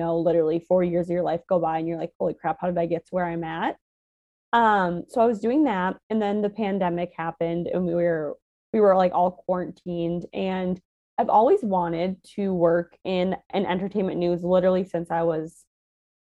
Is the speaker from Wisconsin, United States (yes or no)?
no; Minnesota, United States; accent: Midwest; moved away as an adult; also born or lived in Fargo, North Dakota; now in New York, United States; born and raised Minnesota, you'll probably hear it in some of the words I say. You'll be like, holy crap, she's very Midwest